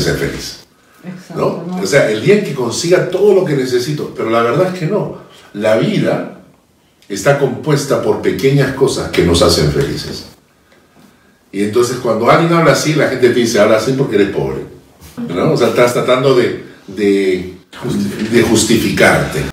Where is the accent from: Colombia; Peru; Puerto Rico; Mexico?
Peru; todos somos peruanos